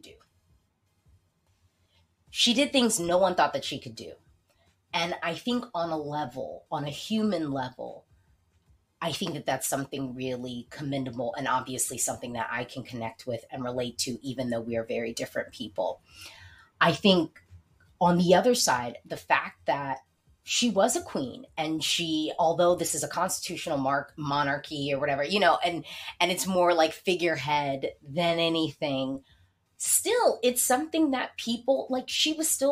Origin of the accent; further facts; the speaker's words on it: United States; I am American